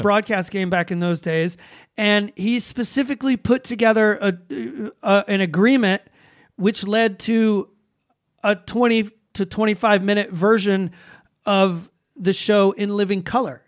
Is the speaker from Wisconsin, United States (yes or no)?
no; Atlanta, Georgia, United States; my hometown of Atlanta, Georgia.